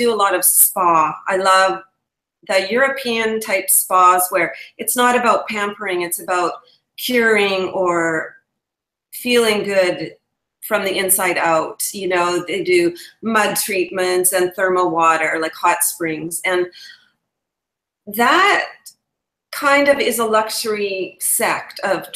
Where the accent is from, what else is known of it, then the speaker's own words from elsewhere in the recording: Canada; also born or lived in England; I'm a Canadian travel blogger